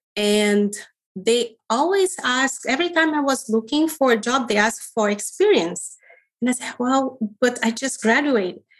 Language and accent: English; Rio de Janeiro, Brazil; moved away as an adult; I was born in Rio de Janeiro, Brazil